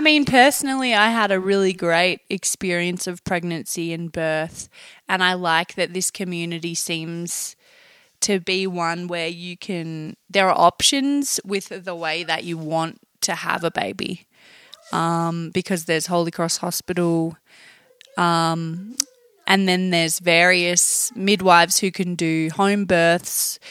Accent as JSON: {"language": "English", "region": "Tasmania", "country": "Australia", "moved": "as an adult", "lives_now": "Taos, United States", "said": "I'm from Tasmania under Australia."}